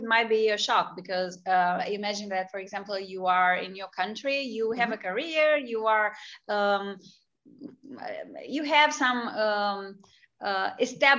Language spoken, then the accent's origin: English; Romania; moved away as an adult; also born or lived in United States; I was coming from Romania, which was a free country, but it had been under a communist regime for a long time before. So I had lived for the first 12 years of my life in a completely different world